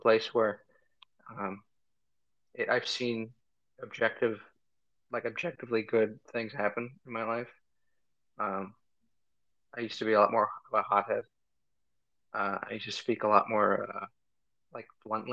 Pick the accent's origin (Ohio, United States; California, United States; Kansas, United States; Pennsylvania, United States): Pennsylvania, United States; Philadelphia; moved away as an adult; also born or lived in Armenia; now in Missouri, United States; I was born and raised around Philadelphia. I was born in Philadelphia, lived most of my life around Philadelphia. I lived overseas for a few years in Armenia, and then moved back to Pennsylvania and went to high school in Pennsylvania